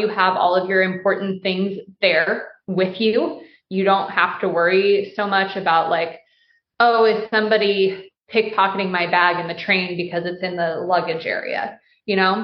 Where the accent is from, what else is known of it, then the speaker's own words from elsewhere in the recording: United States; being American